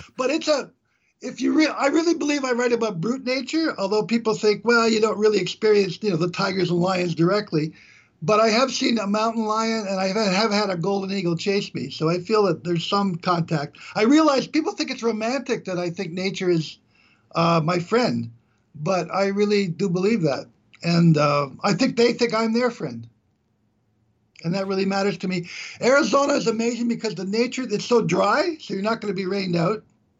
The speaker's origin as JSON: {"language": "English", "country": "Canada", "said": "I'm from Canada."}